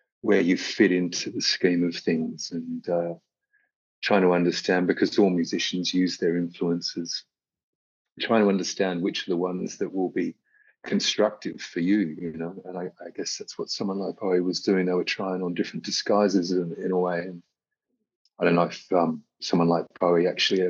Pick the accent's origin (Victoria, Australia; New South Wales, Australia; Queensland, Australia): Victoria, Australia; Melbourne; growing up in Melbourne, Australia